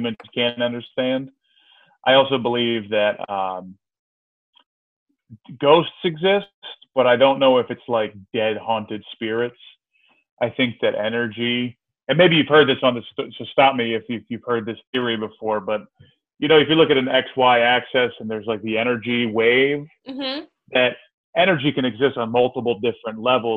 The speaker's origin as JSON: {"language": "English", "region": "Georgia", "country": "United States", "tie": "born or raised there", "also_born_or_lived": "Philadelphia, Pennsylvania", "moved": "as an adult", "lives_now": "Astoria, New York, United States", "said": "I grew up mostly in Georgia. I'm from Philly originally. My whole family is from Philadelphia, but we moved down there like right before middle school, so to Georgia, to just north of Atlanta."}